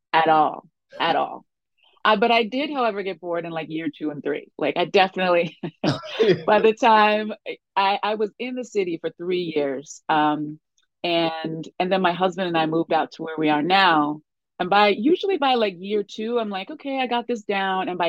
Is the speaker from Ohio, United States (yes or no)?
no; Westchester County, New York, United States; also born or lived in Spain; I grew up outside of New York City. I grew up in Westchester County